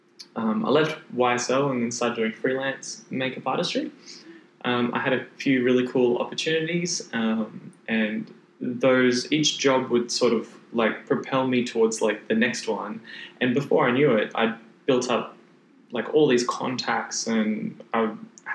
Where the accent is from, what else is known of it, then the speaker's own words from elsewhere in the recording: Brisbane, Queensland, Australia; also born or lived in Gold Coast; because I was actually from Brisbane.